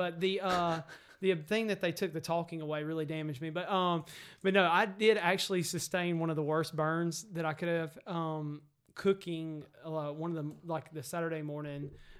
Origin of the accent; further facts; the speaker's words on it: Greensboro, North Carolina, United States; when we grew up in Greensboro